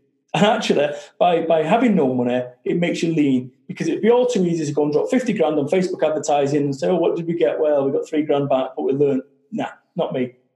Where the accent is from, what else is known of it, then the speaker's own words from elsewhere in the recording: Salford, North West England, United Kingdom; I'm from Salford, Manchester